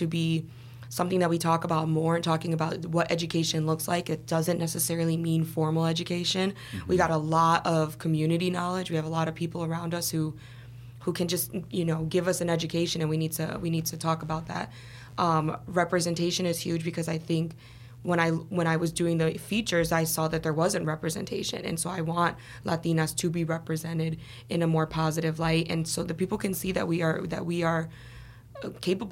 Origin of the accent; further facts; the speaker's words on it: Chicago, Illinois, United States; moved away as an adult; also born or lived in Los Angeles / Boston; I was born and raised in Chicago.